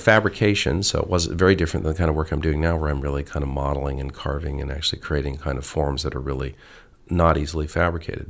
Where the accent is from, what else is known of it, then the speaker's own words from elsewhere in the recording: Arizona, United States; moved away as an adult; also born or lived in Ohio / Los Angeles; I, I grew up, I was from Ohio and I grew up in Arizona and then I, um, went to college in, in, uh, in Los Angeles